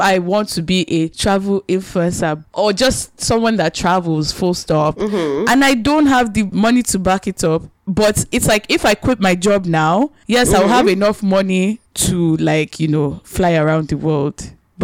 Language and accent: English; Nigeria; we're so Nigerian